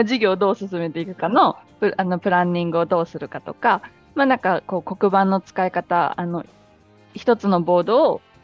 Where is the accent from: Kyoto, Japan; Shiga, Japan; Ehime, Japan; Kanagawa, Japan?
Ehime, Japan; moved away as an adult; also born or lived in Tsukuba; now in Laos; 私結構田舎の愛媛の田舎の出身なんです